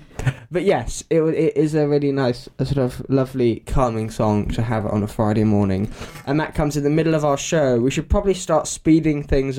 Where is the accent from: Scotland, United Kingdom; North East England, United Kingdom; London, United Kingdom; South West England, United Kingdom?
London, United Kingdom; I'm a Londoner.